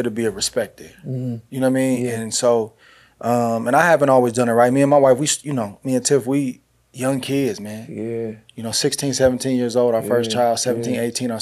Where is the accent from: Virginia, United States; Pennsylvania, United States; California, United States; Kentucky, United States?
California, United States; Northern; I grew up in Northern California